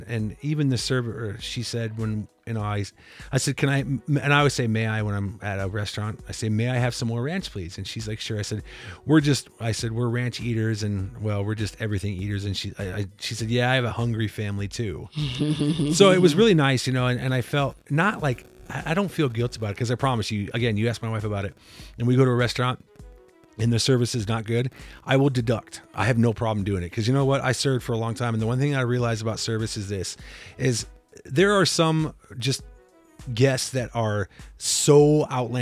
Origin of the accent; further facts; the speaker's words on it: Iowa, United States; moved away; I'm from Iowa